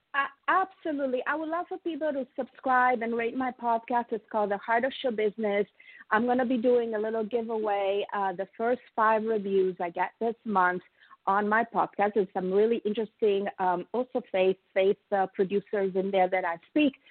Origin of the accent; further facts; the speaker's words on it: Italy; now in United States; I am a proud oh. immigrant, as you, as I have told you, I'm from Italy, but I am a very proud American